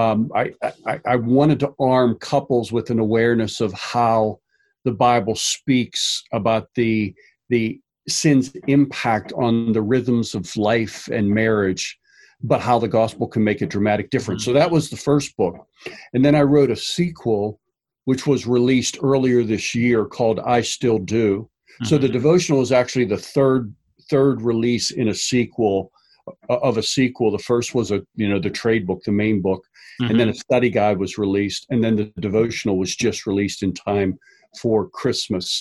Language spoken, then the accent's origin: English; Pittsburgh, Pennsylvania, United States; also born or lived in Philadelphia; born and raised in Pittsburgh